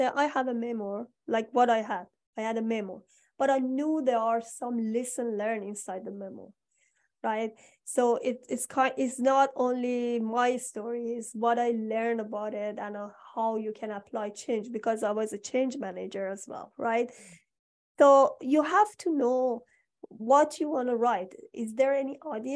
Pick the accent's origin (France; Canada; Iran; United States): Iran; moved away; I'm from Iran.